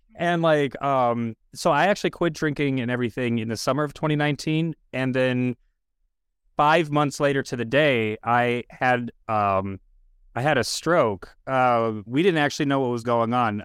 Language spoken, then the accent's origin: English; Minneapolis, Minnesota, United States; I grew up in South Minneapolis in the general area of what is now, uh, George Floyd Square